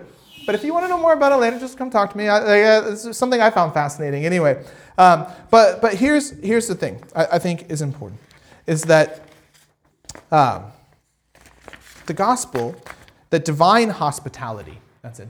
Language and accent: English; United States; I'm from America